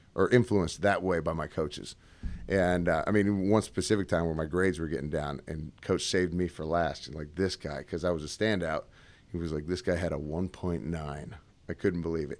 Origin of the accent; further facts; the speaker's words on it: Seattle, Washington, United States; also born or lived in Gig Harbor, Washington; I'm originally from Washington State, Seattle area, moved all around there